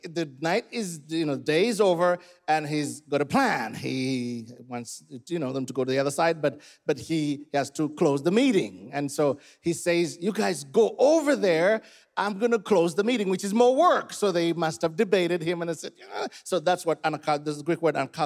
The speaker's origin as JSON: {"language": "English", "country": "Uganda", "said": "I'm from Uganda, and here, for us, we tell stories. I come from a 3,000-year, tribe"}